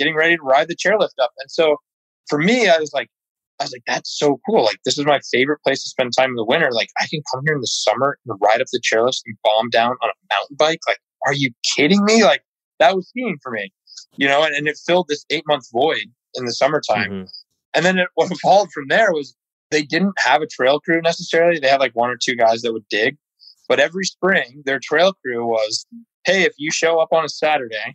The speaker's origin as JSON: {"language": "English", "region": "upstate New York", "country": "United States", "tie": "born or raised there", "said": "I grew up right in Plattekill Bike Park in upstate New York"}